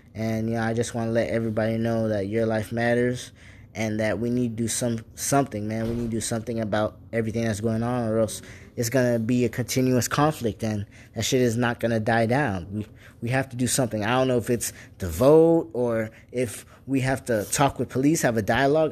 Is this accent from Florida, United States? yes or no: yes; Port St. Lucie, Florida, United States; I'm from Port St. Lucie, Florida